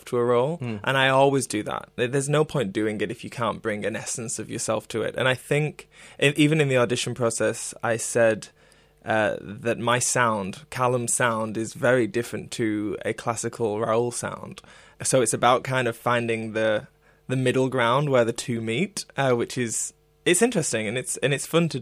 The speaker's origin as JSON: {"language": "English", "country": "United Kingdom", "said": "as a British guy"}